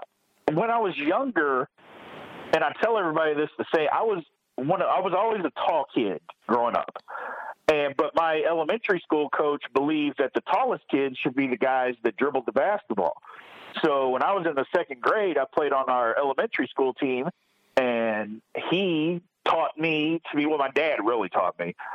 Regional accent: Louisville, Kentucky, United States; And since, you know, we grew up in Louisville, everybody's a Louisville fan, so we loved it.

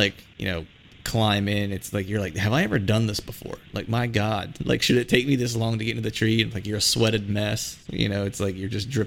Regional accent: Pennsylvania, United States; I grew up not too far from West Virginia, in Pennsylvania

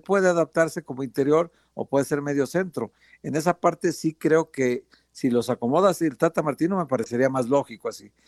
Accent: Mexico; Somos mexicanos

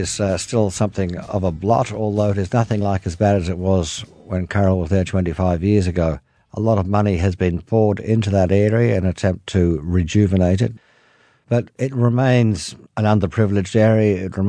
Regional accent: New South Wales, Australia; I come from northern New South Wales. I'm a country boy.

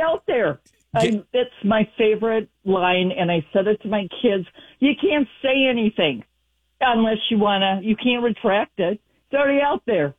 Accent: Texas, United States; now in Minnesota, United States; I'm originally from Texas

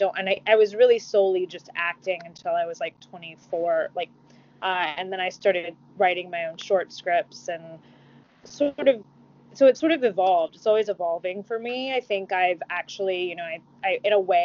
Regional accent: Mississippi, United States; I'm from the South, I'm from Mississippi

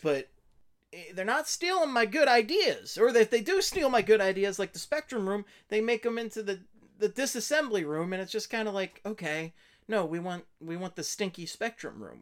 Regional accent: Philadelphia, Pennsylvania, United States; I was born in Philadelphia

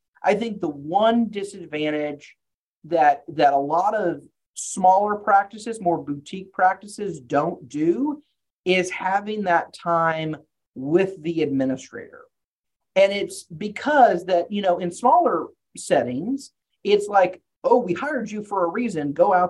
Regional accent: Texas, United States; also born or lived in Arkansas, United States; sorry, I grew up in Texas, after Arkansas. I use a lot of Southern metaphors, apologies in advance.

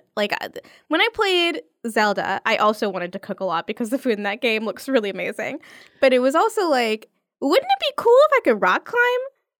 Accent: New York, United States; I've just understood the catch-22 of being a New Yorker on the street.

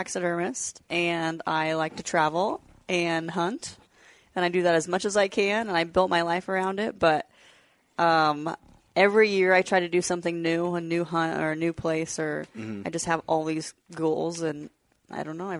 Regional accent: Washington, United States; moved away as an adult; now in Nebraska, United States; I actually have only lived there for 5 years. I'm originally from Washington.

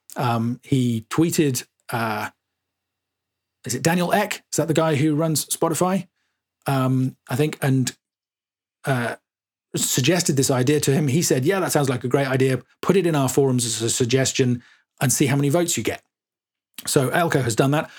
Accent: Suffolk, East of England, United Kingdom; I grew up in Suffolk

